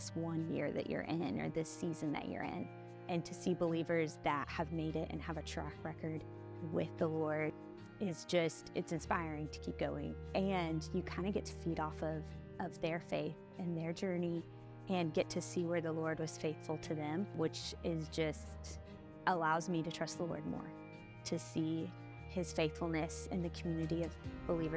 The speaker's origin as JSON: {"language": "English", "town": "Joplin", "region": "Missouri", "country": "United States", "tie": "born or raised there", "also_born_or_lived": "Arkansas", "moved": "as an adult", "said": "I am originally from Joplin, Missouri. Grew up there most of my life"}